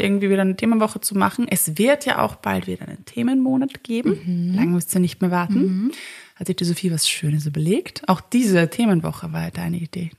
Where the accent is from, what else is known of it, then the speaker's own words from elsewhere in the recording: Vienna, Austria; als Wiener, ja, Wienerin